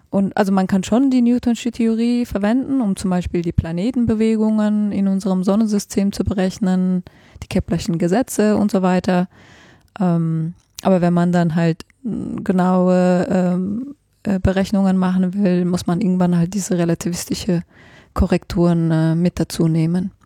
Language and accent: German; Germany; moved away as an adult; also born or lived in Switzerland / Heidelberg; ursprünglich komme ich aus Deutschland